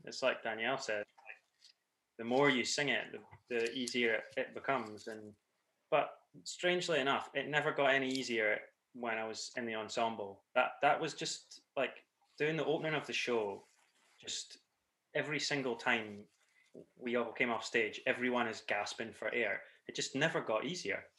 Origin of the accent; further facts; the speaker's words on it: Scotland, United Kingdom; accent: Scottish; I'm the Scottish accent that you'll recognise